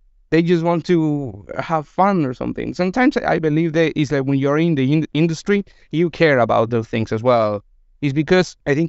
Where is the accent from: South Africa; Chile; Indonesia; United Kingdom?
Chile; English is a second language; moved away as an adult; I've been working in the gaming industry for almost 7 years. I moved from Chile to here, so I wasn't aware of what was happening. And when I arrived here 6 years ago, it wasn't the same.